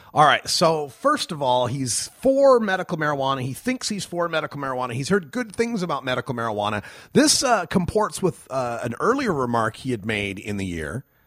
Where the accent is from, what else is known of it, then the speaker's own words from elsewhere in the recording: Idaho, United States; my home state of Idaho